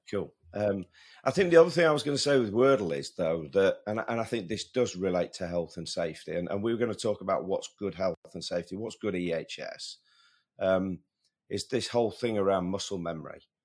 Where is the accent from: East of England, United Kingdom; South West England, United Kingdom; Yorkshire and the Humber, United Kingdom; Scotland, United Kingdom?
Yorkshire and the Humber, United Kingdom; Sheffield; my hometown boy, though, doesn't it? Matt Fitzpatrick